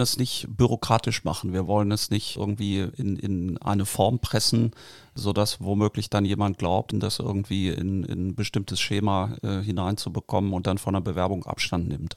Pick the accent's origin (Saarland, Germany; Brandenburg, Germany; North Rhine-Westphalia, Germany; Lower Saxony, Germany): Lower Saxony, Germany; Barsinghausen; Ich bin in Basinghausen aufgewachsen und wohne da auch jetzt